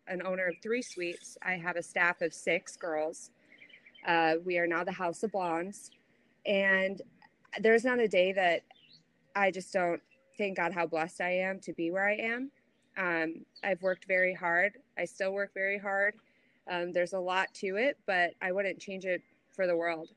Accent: Chicago, Illinois, United States; moved away as an adult; now in Naples, United States; I am originally from Chicago, born and raised

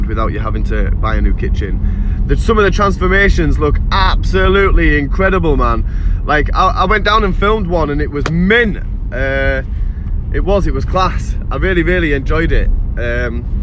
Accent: York, Yorkshire and the Humber, United Kingdom; also born or lived in Seaham; now in Sunderland, United Kingdom; I am from York in England originally, like 28 years ago

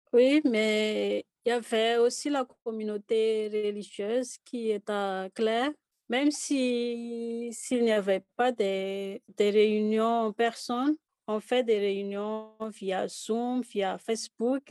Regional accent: Fianarantsoa, Madagascar; first language Malagasy; French is a second language; moved away as an adult; now in Haut-Madawaska, Canada; Pour moi, c'est la culture Pétileo. Je viens de la province de Fianarantsoa.

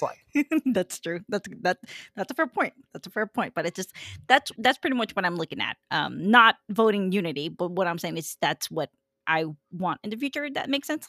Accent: Fresno, California, United States; I grew up here in Fresno, so I see things a little bit different

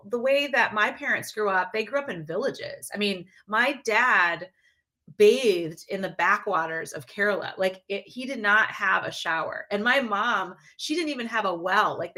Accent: Midwest, United States; because you know I'm from the Midwest, so everyone

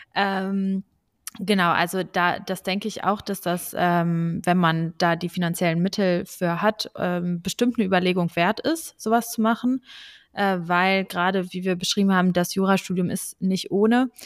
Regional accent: Braunschweig, Lower Saxony, Germany; also born or lived in Hanover; ich komme aus Braunschweig

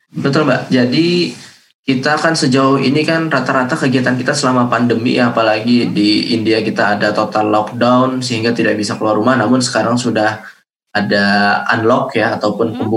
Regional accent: South Kalimantan, Indonesia; Um, saya asalnya dari Kalimantan Selatan dan terus hmm. update ya terkait pemberitaan ini.

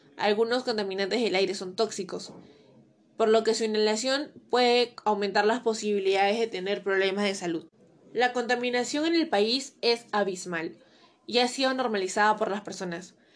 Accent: Peru

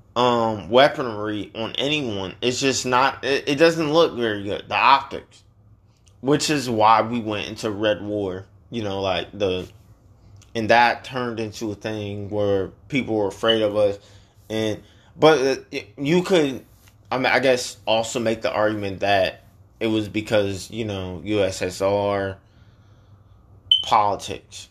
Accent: Chicago, Illinois, United States; now in Georgia, United States; That's where we're from

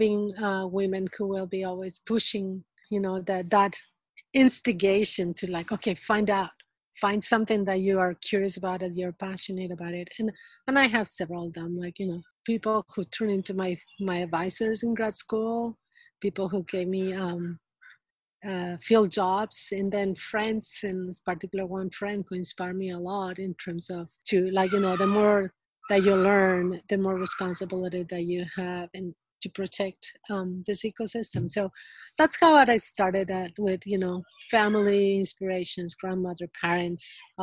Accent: Peru; moved away; I got a degree in biology that was in Peru. I'm originally from Peru. I was born in Peru

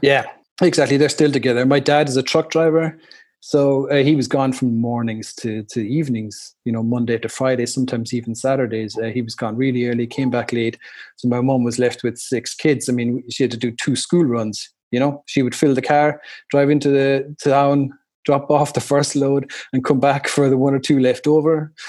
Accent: Ireland; moved away as an adult; also born or lived in Chicago, United States; now in Germany; growing up in Ireland like that, and our house, it was you know like the group of friends, it was a crazy house

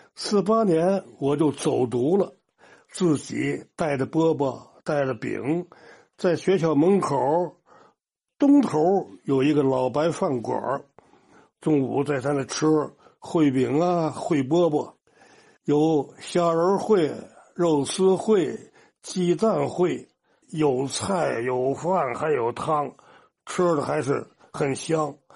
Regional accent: Yixingbu, Tianjin, China; 我从领的稿中学一直推着自行车推到我的家乡宜兴府

